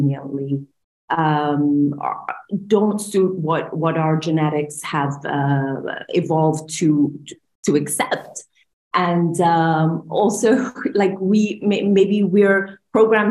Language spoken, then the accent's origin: English; Bahrain; I'm from Bahrain, so I'm from the GCC